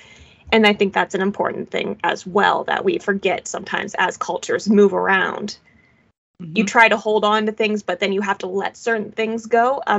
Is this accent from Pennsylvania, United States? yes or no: yes; Pennsylvania, United States; we're both from Pennsylvania here